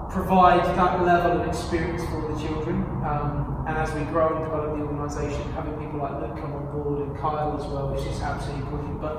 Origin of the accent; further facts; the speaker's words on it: King's Lynn, East of England, United Kingdom; moved away as an adult; also born or lived in Newmarket; now in Red Lodge, United Kingdom; I was, I was born in Kings Lynn, um, so about an hour from here. And, and when I started working in Cambridge, that's when I sort of moved to the area. I moved to sort of the New Mummy area. And then Red Lodge